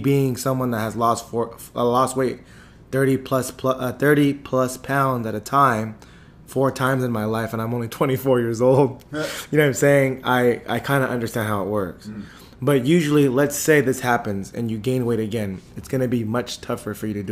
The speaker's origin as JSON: {"language": "English", "town": "Antioch", "region": "California", "country": "United States", "tie": "born or raised there", "said": "I grew up in apartments on Sycamore"}